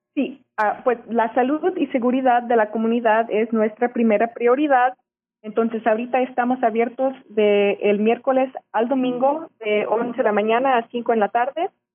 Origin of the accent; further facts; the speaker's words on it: Garland, Texas, United States; Yo nací en Garland y después de que me gradué de la universidad, ah, tuve mucha suerte de poder venir a trabajar en el museo